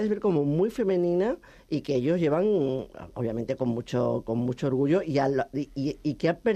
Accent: Extremadura, Spain; a mí que soy extremeña también

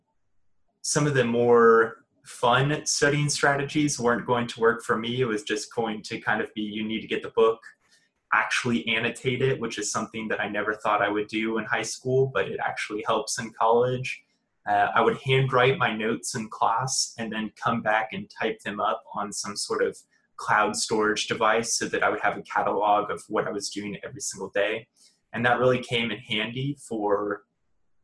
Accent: The Woodlands, Texas, United States; moved away as an adult; now in Waco, United States; I'm originally from the Woodlands, Texas

